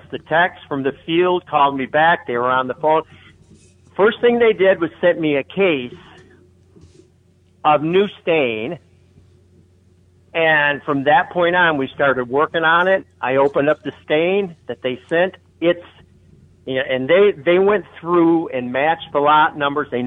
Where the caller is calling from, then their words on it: Wyandotte, Michigan, United States; I'm the guy from Wyandotte.